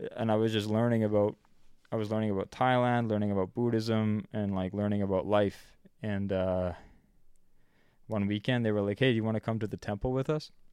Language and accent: English; Canada; I'm twenty-two, and I'm from Canada